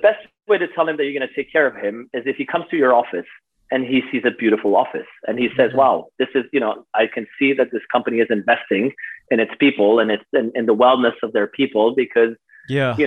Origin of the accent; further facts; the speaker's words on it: Switzerland; I grew up in Switzerland